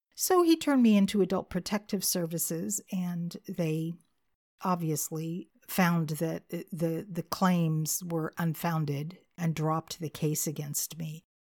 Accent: California, United States; moved away as an adult; now in Arkansas, United States; I was born and raised in California, so you might be wondering what in the world I'm doing in Arkansas

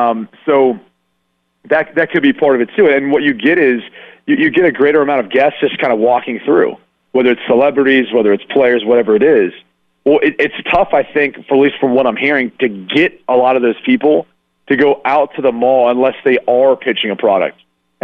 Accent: Columbus, Ohio, United States; You know, I'm from Columbus, Ohio.

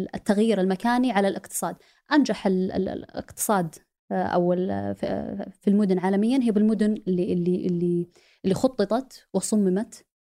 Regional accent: Saudi Arabia; moved away as an adult; لاني جيت من السعوديه

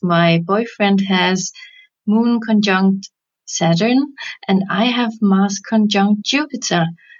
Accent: Denmark; English is a second language; I'm from Denmark

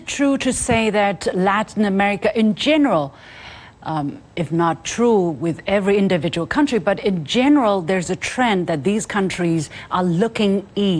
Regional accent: Jiangsu, China; the construction company is from my hometown of Jiangsu.

